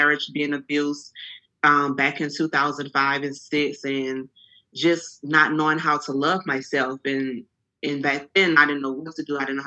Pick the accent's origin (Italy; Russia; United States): United States; Franklin, Louisiana; now in Houston, United States; I'm originally from Franklin, Louisiana. It's a very small town. And I've been in Houston for 18 years